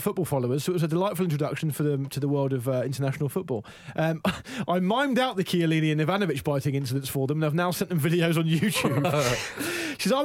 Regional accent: London, United Kingdom; now in Canada; I'm a Londoner, but I've lived in Canada for 9 years and I miss being saturated in football media.

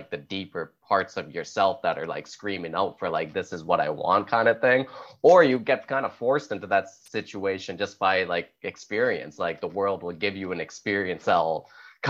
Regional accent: Canada; I'm Canadian too

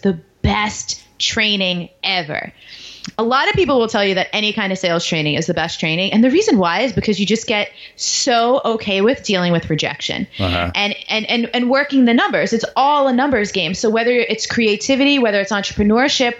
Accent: New York, United States; moved away; also born or lived in Baltimore / Washington, D.C.; I grew up in New York

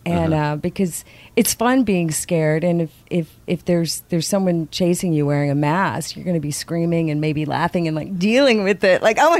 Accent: Louisiana, United States; moved away; also born or lived in Baltimore, Maryland / Mississippi; I'm from Louisiana. I was born in Baltimore, Maryland.

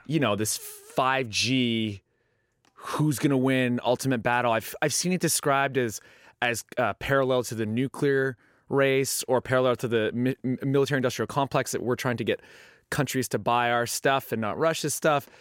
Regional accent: Canada; I'm from Canada

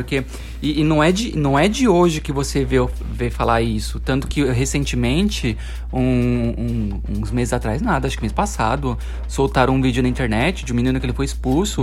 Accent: Osasco, São Paulo, Brazil; É da minha terra natal

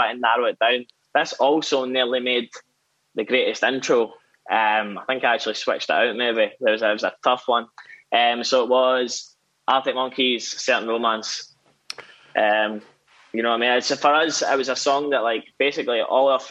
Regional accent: Whitburn, Scotland, United Kingdom; I'm from a small town in central Scotland called Whitburn.

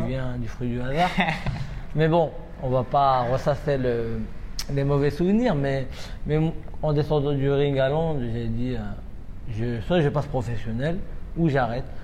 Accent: France; je suis né en France, j'ai été élevé ici et ma formation a été faite ici.

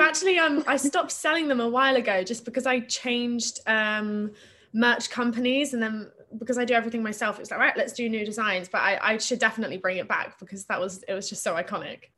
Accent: Plymouth, South West England, United Kingdom; I grew up in Plymouth in Devon

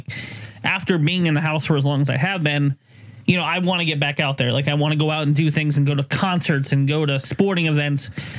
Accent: United States; I'm fucking Joe Americana. Fucking, I embody what an American citizen should be.

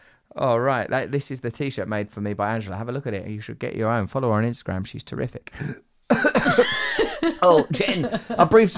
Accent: England, United Kingdom; You're Irish, I'm English.

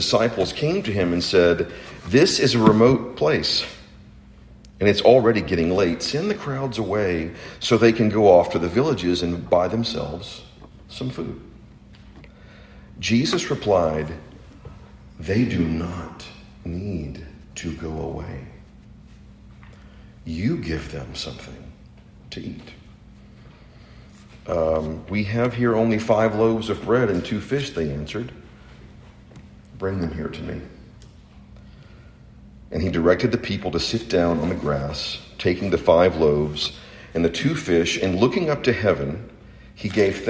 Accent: Chattanooga, Tennessee, United States; I grew up in Chattanooga

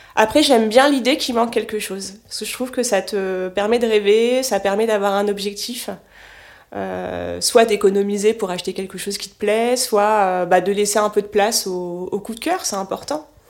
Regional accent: Cherbourg, Normandy, France; j'ai grandi en Normandie, sur la presqu'île du Cotentin. Donc euh, j'ai grandi à Cherbourg.

